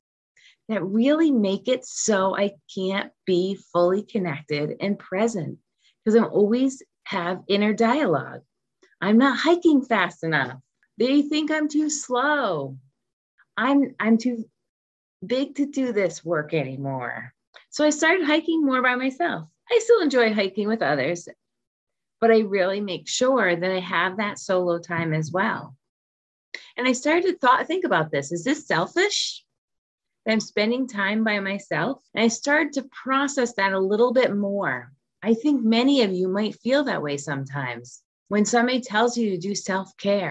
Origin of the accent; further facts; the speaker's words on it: Rhode Island, United States; moved away as an adult; also born or lived in California / South Korea; When I moved back to my home state of Rhode Island from California